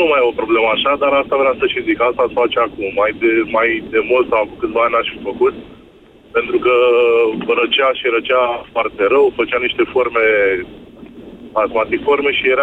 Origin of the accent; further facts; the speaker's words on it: Pitești, Argeș, Romania; Din uh, Pitești.